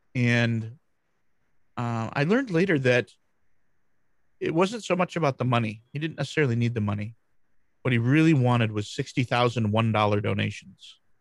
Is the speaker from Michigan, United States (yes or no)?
yes; Grand Rapids, Michigan, United States; I'm from Grand Rapids, Michigan, USA.